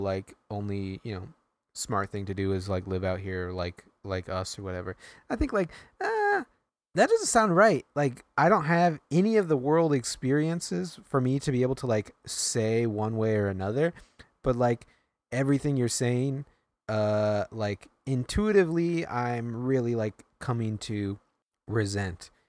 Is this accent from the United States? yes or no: yes; New York, United States